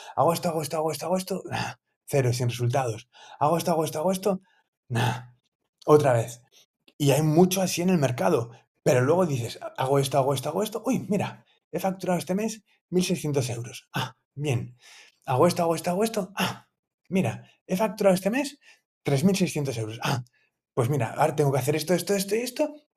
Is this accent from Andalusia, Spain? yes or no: no; Asturias, Spain; now in Valencia, Spain; yo soy asturiano